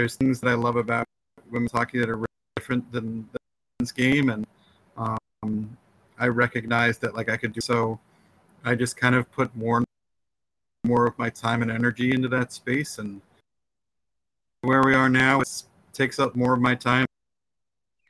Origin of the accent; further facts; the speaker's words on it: New Jersey, United States; I'm from New Jersey, but I have four older brothers and one young brother